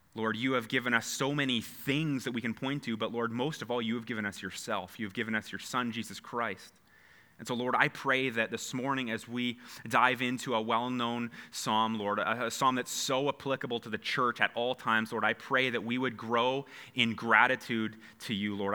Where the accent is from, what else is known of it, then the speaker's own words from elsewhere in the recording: Canada; we are so Canadian